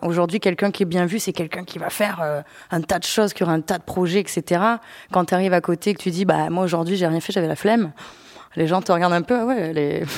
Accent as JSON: {"language": "French", "town": "Avignon", "region": "Provence-Alpes-Côte d'Azur", "country": "France", "moved": "as an adult", "lives_now": "Paris, France", "said": "chez moi à Avignon"}